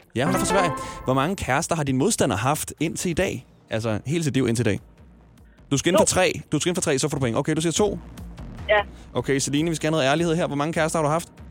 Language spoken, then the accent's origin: Danish; Ballerup, Capital Region of Denmark, Denmark; jeg er omkring fra Ballerup